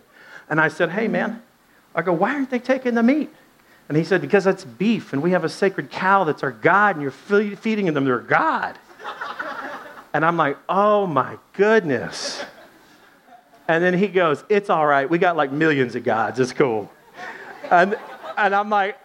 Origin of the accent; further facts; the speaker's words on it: Dallas, Texas, United States; moved away; also born or lived in Arkansas; We're from Dallas, kind of Southwest.